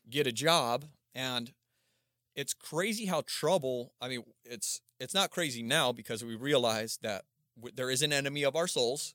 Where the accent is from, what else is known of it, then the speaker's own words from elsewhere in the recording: Palmdale, California, United States; also born or lived in Aurora, Colorado; I started over in Palmdale, Lancaster